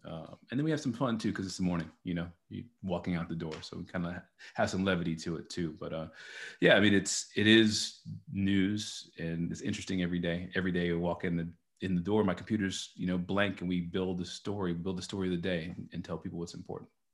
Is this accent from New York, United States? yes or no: no; Dallas, Texas, United States; also born or lived in New Orleans; now in Austin, United States; I was born and raised in Texas, in Dallas, Texas